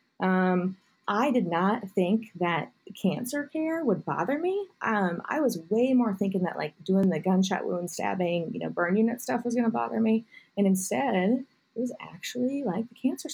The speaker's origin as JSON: {"language": "English", "town": "Kansas City", "country": "United States", "tie": "born or raised there", "said": "born and raised a suburb of Kansas City"}